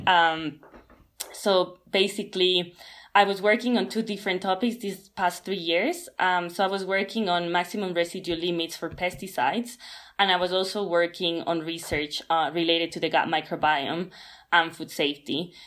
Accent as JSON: {"language": "English", "country": "Ecuador", "moved": "yes", "said": "I come from Latin America, where it's like in Ecuador we basically eat meat almost every day"}